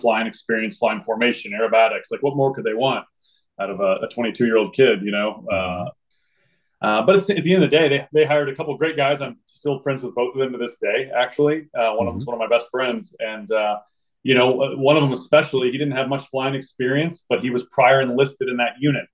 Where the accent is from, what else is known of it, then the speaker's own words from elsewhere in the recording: Springfield, Missouri, United States; moved away as an adult; I grew up in Springfield, Missouri. Uh, spent from basically zero to 22 there